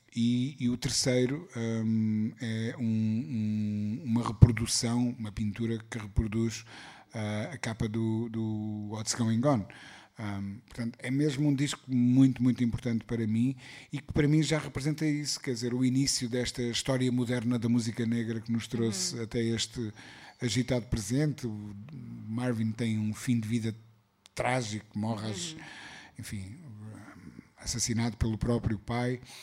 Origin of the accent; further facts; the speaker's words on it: Portugal; eu como bom português